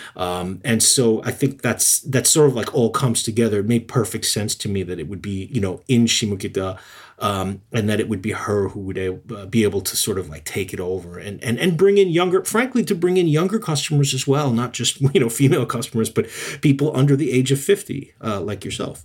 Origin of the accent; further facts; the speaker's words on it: United States; now in Yokohama, Japan; being American